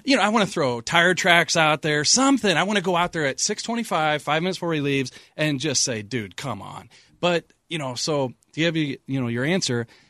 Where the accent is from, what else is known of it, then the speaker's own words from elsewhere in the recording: St. Louis, Missouri, United States; I grew up in Saint Louis